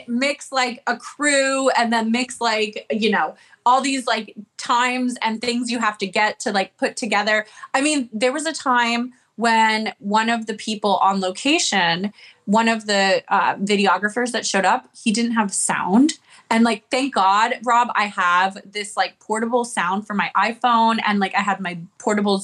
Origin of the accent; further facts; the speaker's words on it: Charlotte, North Carolina, United States; also born or lived in Los Angeles; now in Alabama, United States; I'm from Charlotte. So I'm used to the South